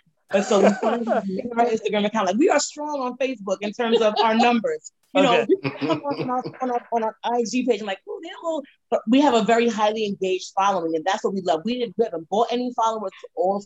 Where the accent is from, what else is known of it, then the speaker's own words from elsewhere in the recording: New York City, New York, United States; growing up in Brooklyn, New York